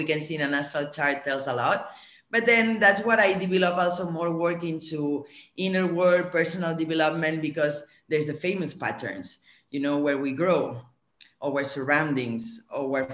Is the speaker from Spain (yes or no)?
yes; Barcelona, Catalonia, Spain; also born or lived in France / Switzerland / New York; now in Bali, Indonesia; I'm born and raised in Barcelona.